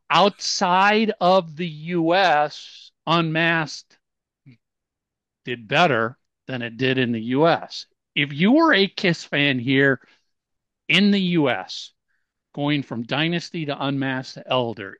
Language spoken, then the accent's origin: English; Minnesota, United States; I'm from Minnesota